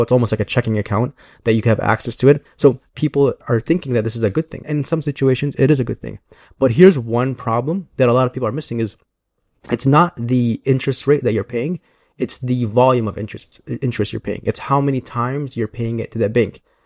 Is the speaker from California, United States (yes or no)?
no; Chicago, Illinois, United States; I am from Chicago. I grew up in the southwest